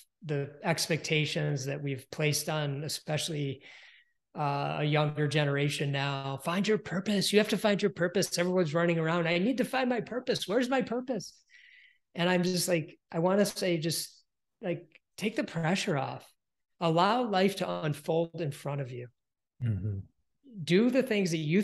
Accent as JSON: {"language": "English", "town": "Detroit", "region": "Michigan", "country": "United States", "said": "I'm from Detroit, Michigan, and it's auto"}